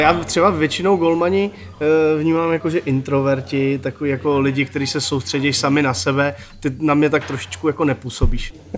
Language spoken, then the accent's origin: Czech; Ostrava, Moravian-Silesian Region, Czechia; já jsem se narodil tady v Ostravě, uh, začínal jsem s hokejem v Porubě